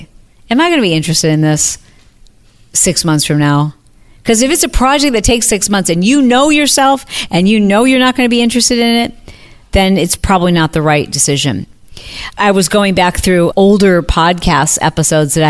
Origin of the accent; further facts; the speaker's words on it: Midwest, United States; moved away; I'm from the Midwest